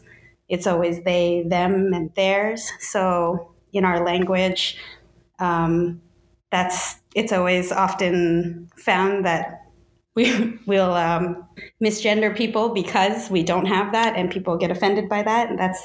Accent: Saint John, New Brunswick, Canada; first language English; I was born in St. John, New Brunswick. I speak English as my first language, basically still my only language, but I'm always learning, trying to.

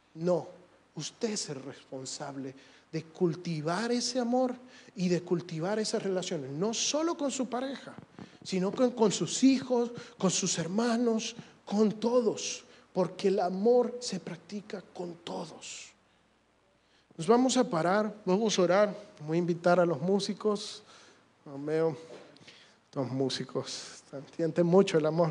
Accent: El Salvador; yo soy un muchacho salvadoreño hecho y derecho

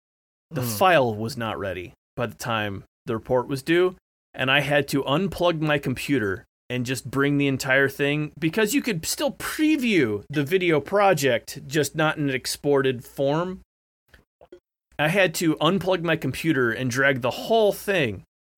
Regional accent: the Carolinas, United States; also born or lived in Michigan; this is a side effect of me being a Carolinian

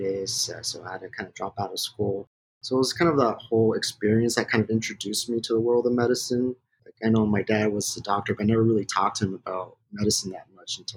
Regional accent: West Covina, California, United States; I'm originally from West Covina, California

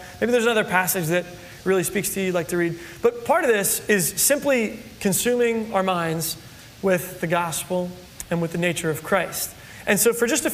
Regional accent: New Jersey, United States; moved away as an adult; also born or lived in California; I'm from New Jersey

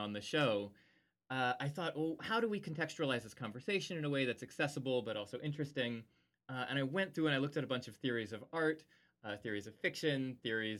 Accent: United States; as an American

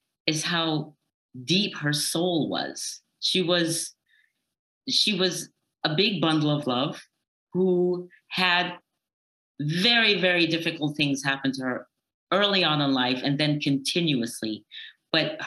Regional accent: Berlin, Germany; Yes, I'm American, but I was born in Berlin and I grew up there.

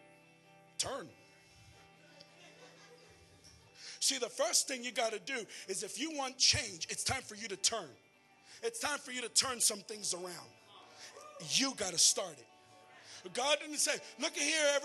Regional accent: Philadelphia, Pennsylvania, United States; now in Texas, United States; I'm not even Texan. I'm from Pennsylvania. I'm a Philly boy

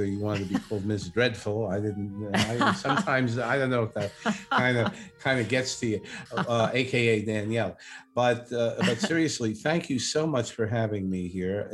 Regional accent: New York City, New York, United States; accent: New York, Brooklyn; I'm a Brooklyn native, first of all, and I'm sure you can all hear my New York accent, my Brooklyn accent.

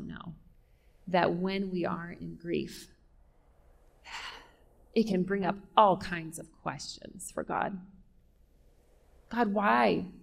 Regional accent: California, United States; now in Denver, United States; I'm from California

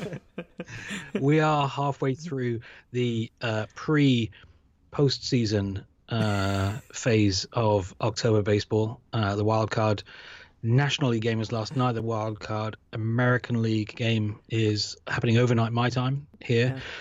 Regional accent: United Kingdom; I grew up in Britain

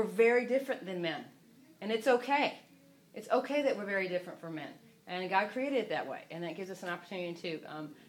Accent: the South, United States; I'm from the South

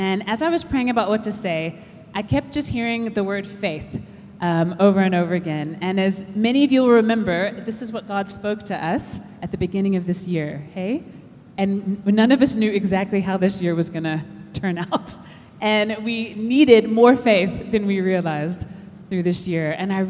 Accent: United States; moved away as an adult; also born or lived in Texas / United Kingdom / Pietermaritzburg, South Africa; now in Durban, South Africa; we moved out from the States when I was 20, and then we haven't lived there since.

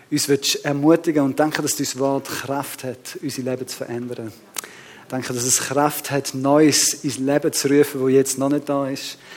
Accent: Switzerland; ich weiß nicht, wie bewusst uns da ist, aber wir als Schweizer sind ja sehr ein reinliches Volk.

